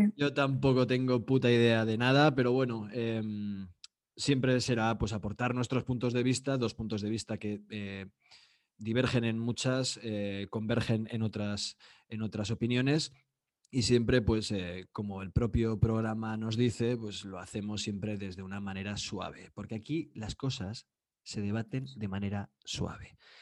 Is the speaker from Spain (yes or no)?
yes; Spain; soy de España